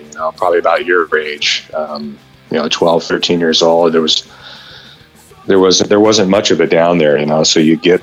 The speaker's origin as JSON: {"language": "English", "area": "Orange County", "region": "California", "country": "United States", "said": "I'm from Orange County"}